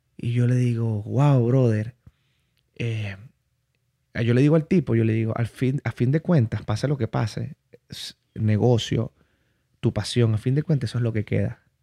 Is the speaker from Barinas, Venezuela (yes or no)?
yes; Barinas, Venezuela; moved away; yo vengo de Barinas, yo vengo de la región llanera.